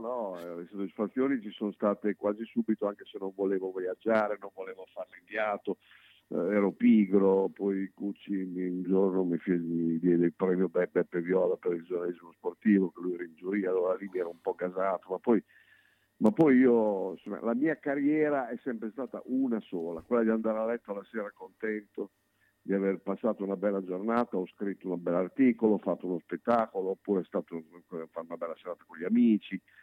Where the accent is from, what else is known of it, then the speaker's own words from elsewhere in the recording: Bologna, Emilia-Romagna, Italy; io sono un bolognese che ama Bologna